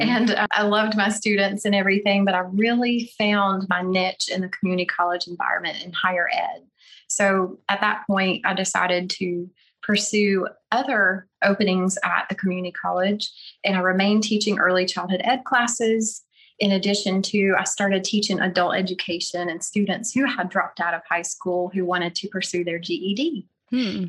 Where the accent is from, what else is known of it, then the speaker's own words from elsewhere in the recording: North Carolina, United States; accent: Southern; moved away as an adult; now in Oklahoma, United States; I'm from North Carolina